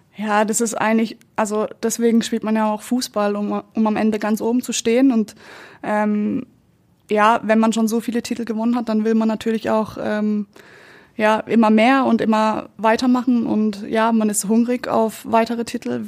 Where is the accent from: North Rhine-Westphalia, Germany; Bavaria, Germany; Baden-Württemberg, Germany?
Baden-Württemberg, Germany; Kappel; moved away as an adult; now in Munich, Germany; mein Herz schlägt für Südbaden. Ähm, da ist meine Familie, da sind meine Freunde